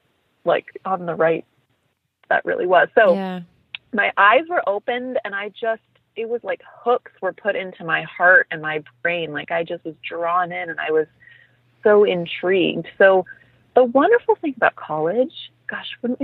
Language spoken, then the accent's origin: English; Midwest, United States; also born or lived in Bloomington, Indiana; I am a Midwestern girl originally. I grew up in the Midwest.